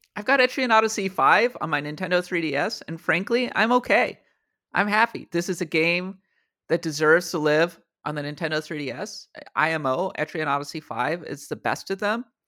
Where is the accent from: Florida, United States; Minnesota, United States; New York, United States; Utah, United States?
Minnesota, United States; moved away; my hometown, my homeland of, uh, of Minnesota